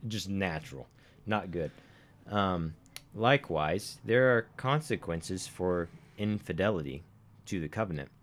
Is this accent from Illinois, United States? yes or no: no; Arkansas, United States; accent: somewhat southern; now in Montana, United States; a man from Arkansas